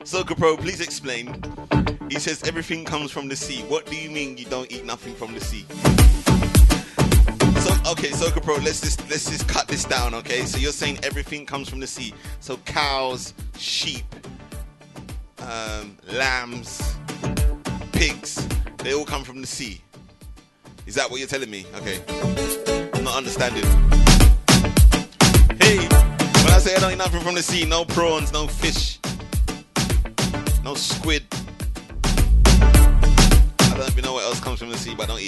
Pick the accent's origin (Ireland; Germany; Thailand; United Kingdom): United Kingdom; also born or lived in Trinidad and Tobago; I was born here, okay? I'm very much British